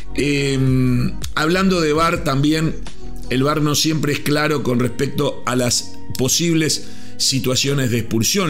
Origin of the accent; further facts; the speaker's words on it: Uruguay; Yo como uruguayo